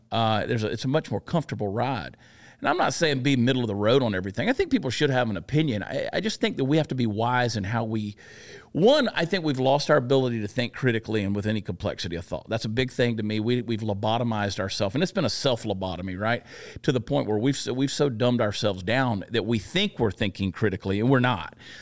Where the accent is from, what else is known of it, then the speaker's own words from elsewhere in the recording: Georgia, United States; also born or lived in New Jersey; now in Texas, United States; I grew up in Georgia.